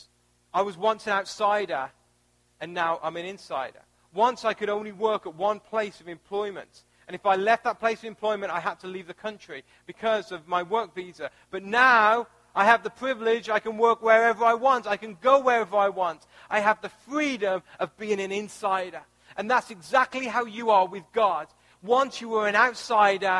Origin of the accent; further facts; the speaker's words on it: United Kingdom; moved away as an adult; also born or lived in Missouri, United States; now in United States; I was born in the UK. I was raised in the UK. And at the age of 25, I moved to the United States